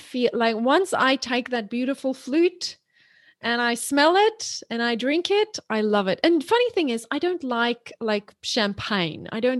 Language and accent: English; South Africa; So I grew up in South Africa. My mom was an English teacher. And so she hammered us. And when you're in South Africa, you have to learn the Queen's English.